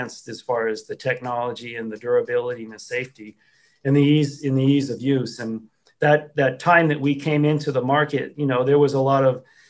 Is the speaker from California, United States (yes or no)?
no; northeastern Vermont, United States; I grew up in northeastern Vermont